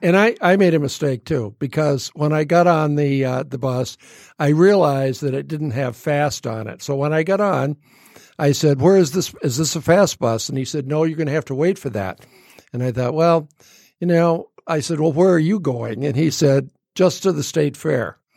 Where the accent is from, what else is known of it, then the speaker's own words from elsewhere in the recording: Royal Oak, Michigan, United States; as a little kid growing up in Royal Oak